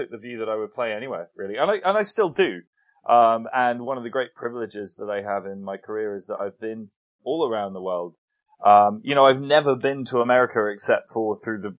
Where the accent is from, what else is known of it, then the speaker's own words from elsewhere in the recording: England, United Kingdom; as an English person